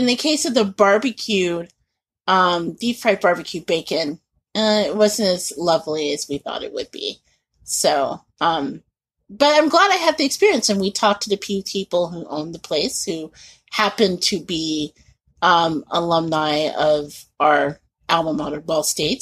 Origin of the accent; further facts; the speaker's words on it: Indianapolis, Indiana, United States; moved away; growing up in Indianapolis